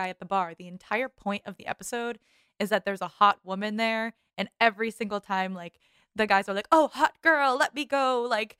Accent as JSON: {"language": "English", "town": "Boston", "region": "Massachusetts", "country": "United States", "said": "I'm from Boston"}